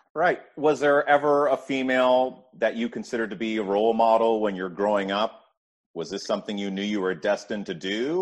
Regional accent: Canada; I'm Canadian

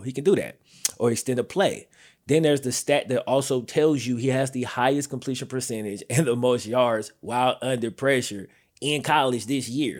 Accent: the South, United States; I'm from the South

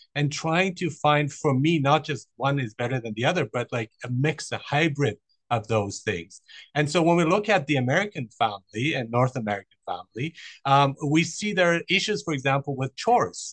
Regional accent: Germany; moved away; also born or lived in Iran; I was born in Iran. I, I grew up in Germany

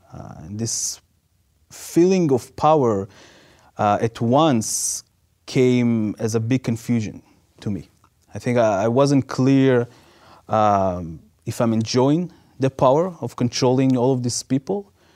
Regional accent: Israel; moved away; growing up in Israel

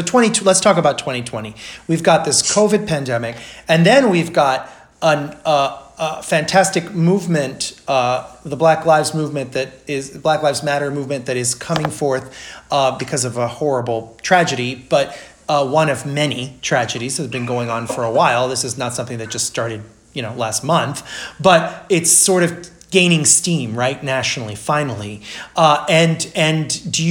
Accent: Brazil; moved away; I grew up in Brazil

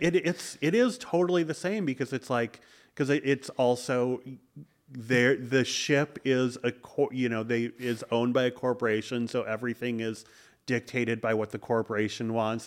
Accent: Madison, Wisconsin, United States; grew up in Madison, Wisconsin

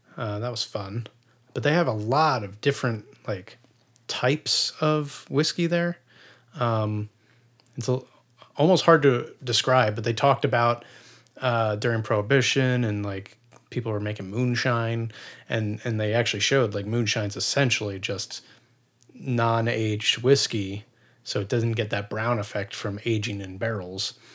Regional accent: near Reading, Pennsylvania, United States; moved away; I am from close to Philadelphia, about an hour and a half to two hours outside of Philadelphia where I grew up. Um, it's actually near Redding, Pennsylvania

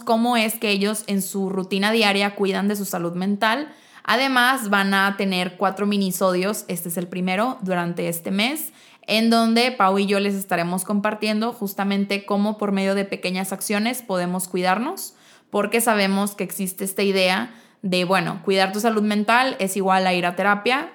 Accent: Mexico; si somos mexicanos

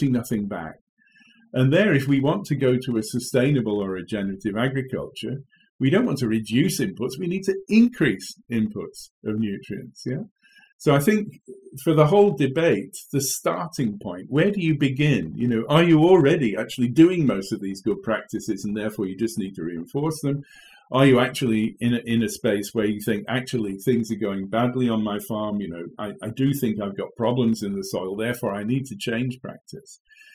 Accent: England, United Kingdom; moved away as an adult; also born or lived in Kent; now in Wageningen, Netherlands; you'll have heard from my accent, I hail from England.

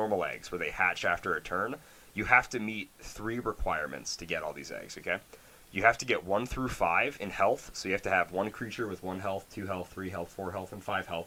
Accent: United States; I love being an American

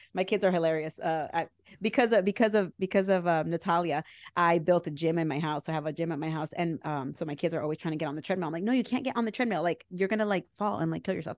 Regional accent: New Jersey, United States; I'm from Jersey

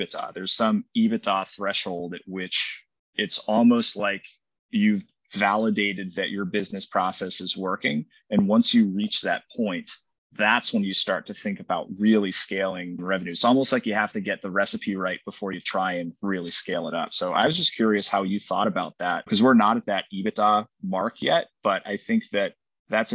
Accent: Worcester, Massachusetts, United States; originally I'm from Worcester, Massachusetts.

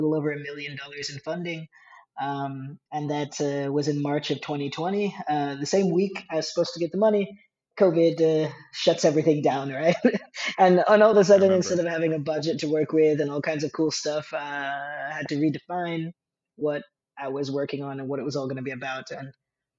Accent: New York, United States; moved away as an adult; also born or lived in Silicon Valley; now in Denmark; I'm from New York

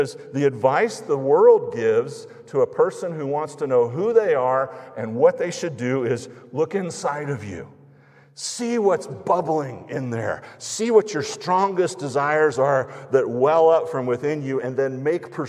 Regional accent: United States; American evangelical Christians

